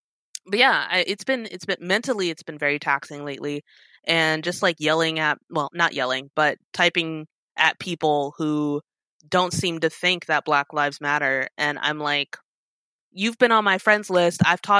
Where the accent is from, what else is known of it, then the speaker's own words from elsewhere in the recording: South Korea; also born or lived in Italy / Germany / Georgia; I grew up in Korea, Italy, a little bit of Germany. So apparently we lived in Georgia for like 2 years, but I was 2, so I don't remember it.